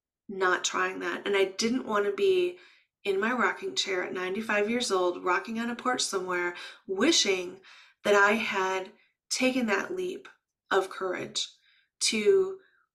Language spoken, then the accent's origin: English; Midwest, United States; first language English; I was raised in the Midwest